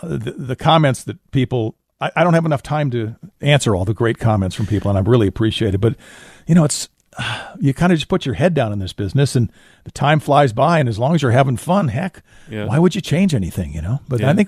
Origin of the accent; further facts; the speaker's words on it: Florida, United States; When I was growing up in South Florida, my dad would always rent a place near here